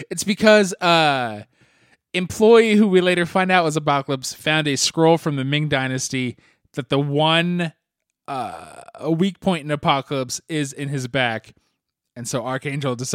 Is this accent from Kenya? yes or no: no; Canada; I'm Canadian.